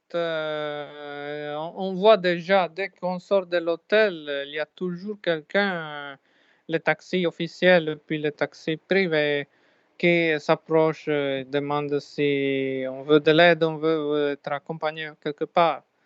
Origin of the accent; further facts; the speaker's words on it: Sardinia, Italy; moved away; Je me sentais chez moi en Sardaigne